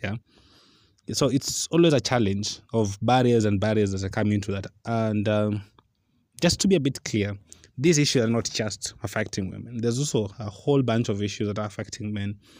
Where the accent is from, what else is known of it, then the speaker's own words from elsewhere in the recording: Western Kenya, Nyanza, Kenya; I'm from Nyanza, and in Western Kenya